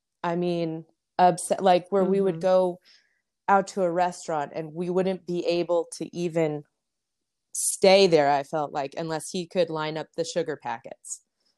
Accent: Las Vegas, Nevada, United States; growing up in Las Vegas, I think you could be out 24/7 for 3 months and still never see anybody you knew, because it was just such a big town.

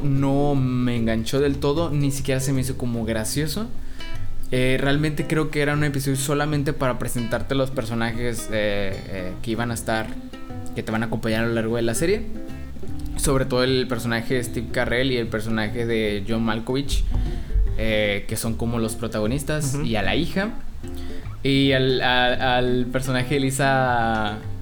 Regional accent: Monterrey, Nuevo León, Mexico

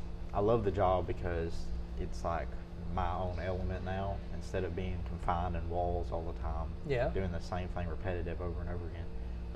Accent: Gurdon, Arkansas, United States; I'm from Gurdon.

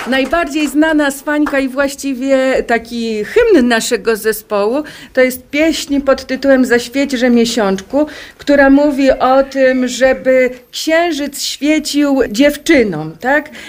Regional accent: Polesie, Lublin Voivodeship, Poland; u nas na Polesiu

